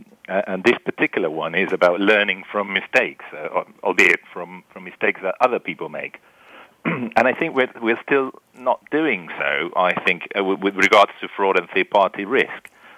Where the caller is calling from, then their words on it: Buenos Aires, Argentina; I'm calling from Buenos Aires, Argentina, although my accent is not really from there.